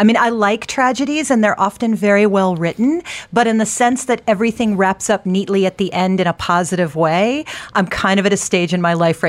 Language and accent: English; United States; I'm a Bollywood aficionado, but I'm an American.